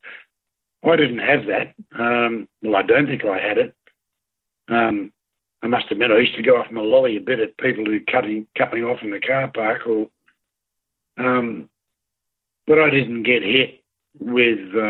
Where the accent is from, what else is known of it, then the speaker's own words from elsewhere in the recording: Australia; as Australian veterans